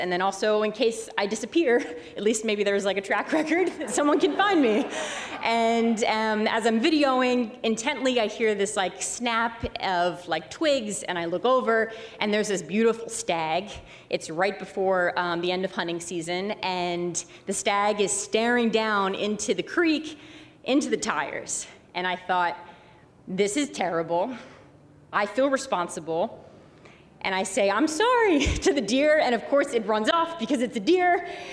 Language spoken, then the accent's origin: English; Philadelphia, Pennsylvania, United States; accent: Philly; I was from Philly, I had a Philly accent.